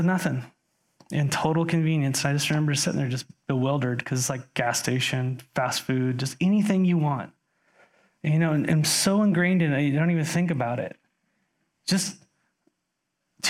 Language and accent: English; United States; As an American living in 2021